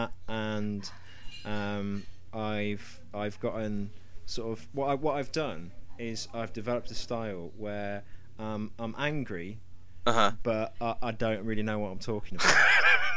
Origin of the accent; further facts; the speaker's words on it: United Kingdom; I can be the angry Brit.